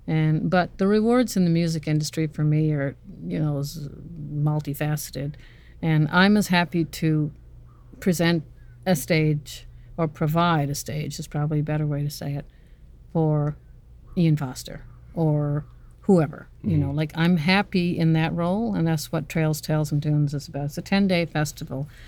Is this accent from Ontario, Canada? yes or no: no; North West River, Newfoundland and Labrador, Canada; moved away as an adult; now in Norris Point, Canada; I'm from Northwest River, Labrador